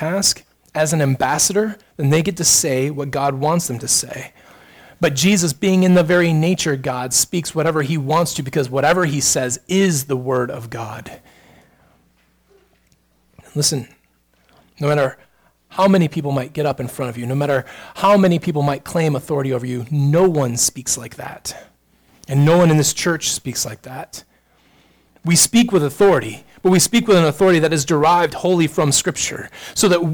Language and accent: English; United States; we're American